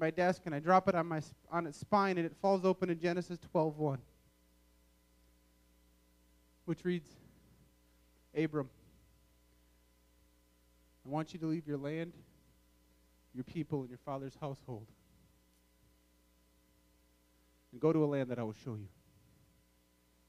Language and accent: English; Wisconsin, United States; moved away; also born or lived in Michigan; I grew up in Wisconsin